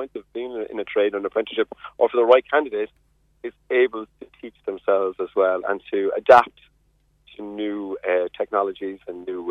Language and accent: English; Carrigaline, Munster, Ireland; now in West Cork, Ireland; I grew up in Carrigaline